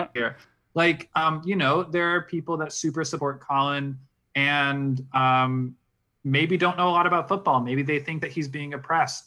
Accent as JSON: {"language": "English", "town": "Virginia Beach", "region": "Virginia", "country": "United States", "tie": "born or raised there", "also_born_or_lived": "New York", "moved": "yes", "lives_now": "Utah, United States", "said": "I'm from New York. I was born there, at least. I'm not, like, I didn't grow up there. I grew up in Virginia Beach"}